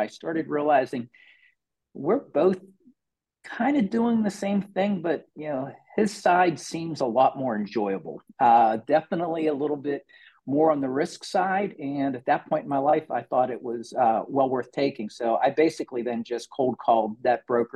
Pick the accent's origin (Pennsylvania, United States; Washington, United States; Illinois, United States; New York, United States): Pennsylvania, United States; Pittsburgh; I grew up in Western Pennsylvania, actually a small suburb of Pittsburgh, Pennsylvania